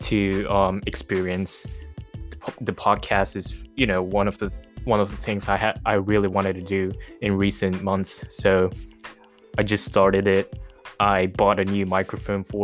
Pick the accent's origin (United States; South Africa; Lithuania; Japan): Japan; moved away; also born or lived in Malaysia / Myanmar; I was born in Japan, not in Tokyo, but very close from Tokyo. I was raised here.